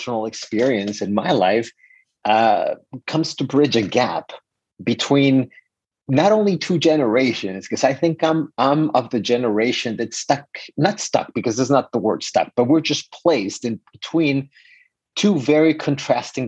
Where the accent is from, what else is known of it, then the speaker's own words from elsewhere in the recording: Mexico; moved away as an adult; now in United States; I am 100% Mexican. I was born and raised in Mexico